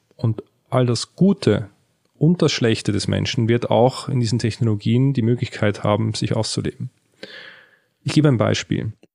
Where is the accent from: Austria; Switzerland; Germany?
Switzerland; in der Schweiz, wo ich aufgewachsen bin